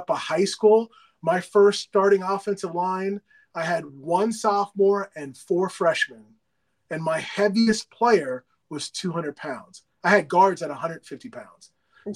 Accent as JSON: {"language": "English", "region": "New Jersey", "country": "United States", "moved": "yes", "lives_now": "Atlanta, United States", "said": "I follow Rutgers because I'm from Jersey"}